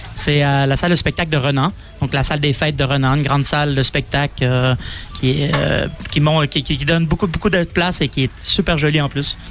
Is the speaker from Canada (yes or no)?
yes; Donnacona, Quebec, Canada; accent: Québécois; also born or lived in Lausanne, Switzerland; now in Valais, Switzerland; je viens d'un petit village à côté de Québec qui s'appelle Donnacona.